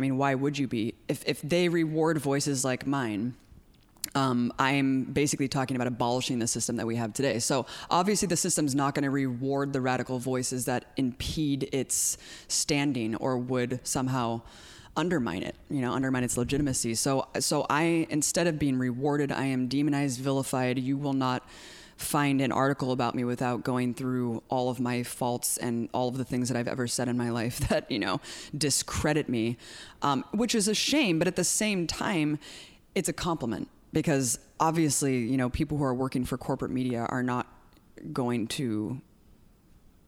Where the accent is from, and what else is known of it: United States